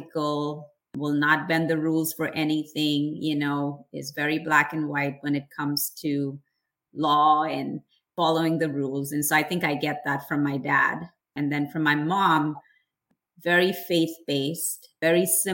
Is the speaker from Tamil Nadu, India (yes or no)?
yes; Chennai, Tamil Nadu, India; also born or lived in Tiruchirappalli, India; now in United States; I was born in India in a little town called Trichy in South India. And I then moved to Chennai, which is one of the four metropolitan cities in India. And so most of my time in India was spent in Chennai.